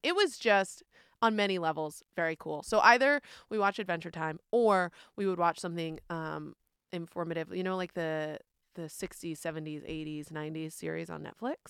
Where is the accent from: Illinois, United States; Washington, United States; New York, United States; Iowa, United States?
New York, United States; moved away; I'm from New York, where there are tolls everywhere